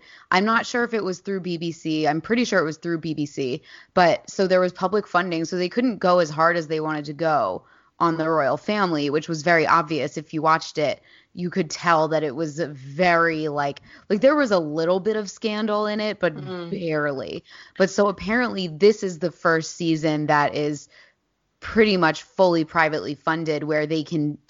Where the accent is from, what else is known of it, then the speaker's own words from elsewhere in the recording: New Jersey, United States; accent: Jersey; moved away as an adult; now in United Kingdom; For me, living here for over a year, I feel like my Jersey accent has only calcified. It's only getting more intense, at least in my ear.